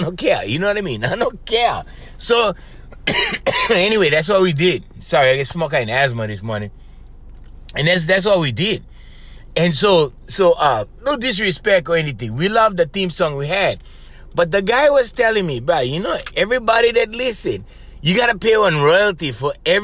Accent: Hawaii, United States; I'm from Hawaii

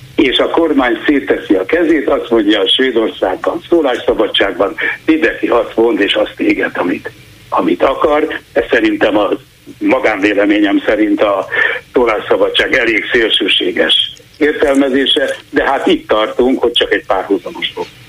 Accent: Hungary; now in Sweden; magyarként itt élek

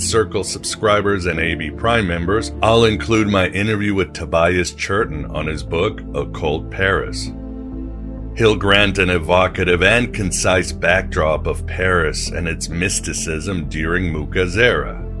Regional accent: Mexico; English is a second language; also born or lived in Europe; I don't know how big he is in the United States, but when I grew up in Mexico and Europe, he was like the rock star.

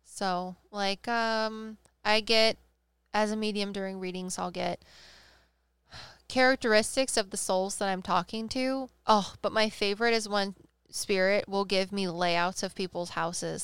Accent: Midwest, United States; we're from the Midwest

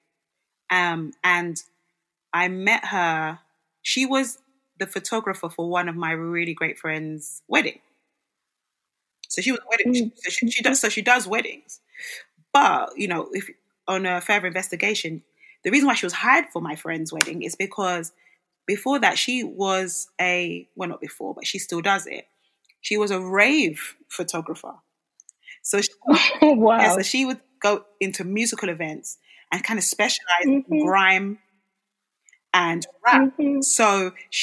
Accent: Nigeria; now in London, United Kingdom; I'm from Nigeria.

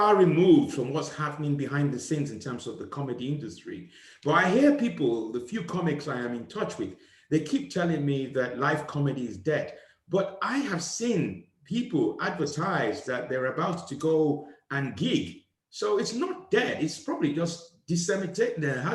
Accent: Nigeria; I was from a country called Nigeria

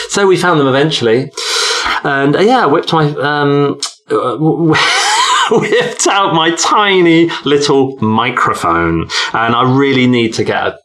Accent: Stowmarket, East of England, United Kingdom; I'm originally from Stowmarket and Kim's from Botesdale, but we've been there since college, so I guess it oh, is kind of our hometown, isn't it?

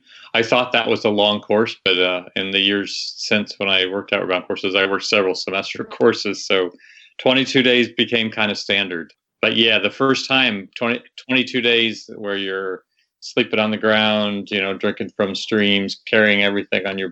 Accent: Ohio, United States; moved away as an adult; also born or lived in Naples, Florida; now in Waimea, Hawaii, United States; I grew up in Ohio

